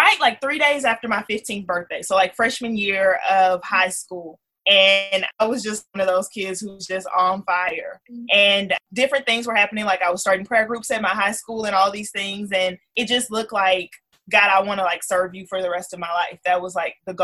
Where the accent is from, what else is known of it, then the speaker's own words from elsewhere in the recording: Missouri City, Texas, United States; I am from Houston, Texas. I'm from a suburb right outside of Houston called Missouri City. H-Town, born and raised